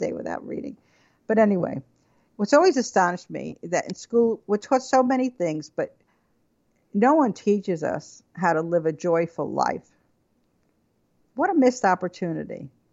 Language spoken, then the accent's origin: English; Levittown, New York, United States; born or raised there; also born or lived in Brooklyn, New York